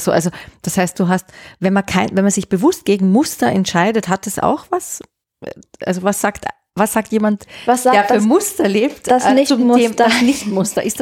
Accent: Austria; also born or lived in Germany; also ich bin in Österreich und in Deutschland aufgewachsen und in, in der Pubertät war ich dann in München

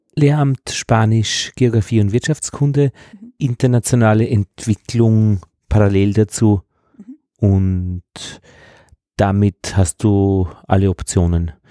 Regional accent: Braunau am Inn, Upper Austria, Austria; moved away; also born or lived in Altheim, Upper Austria; ich komme aus Braunau

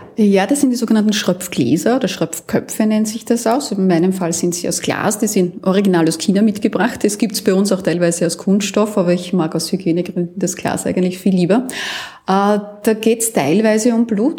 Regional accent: Austria; bei uns in Österreich

